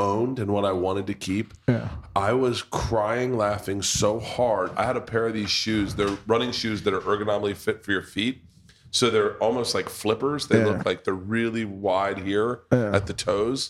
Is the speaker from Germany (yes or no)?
no; United States; we're American